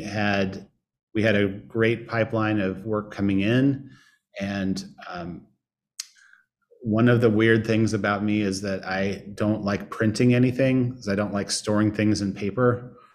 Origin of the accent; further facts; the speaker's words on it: Indianapolis, Indiana, United States; moved away as an adult; also born or lived in Chicago; now in St. Louis, United States; I grew up in Indianapolis